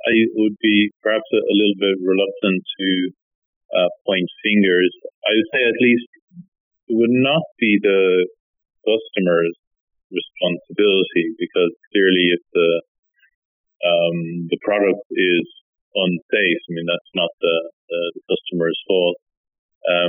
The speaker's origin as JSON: {"language": "English", "country": "Ireland", "also_born_or_lived": "United Kingdom / Oxford / Nottingham", "moved": "as an adult", "lives_now": "Finland", "said": "I'm originally from Ireland, and I was there until, I guess, 2004, then moved to the UK"}